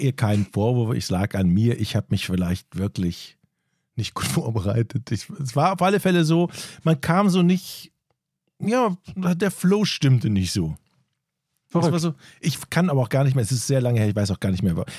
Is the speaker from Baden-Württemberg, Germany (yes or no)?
no; North Rhine-Westphalia, Germany; moved away; also born or lived in northern Germany; weil ich ja aus dem Rheinland komme, wie man an, meiner, meinem Dialekt eindeutig hört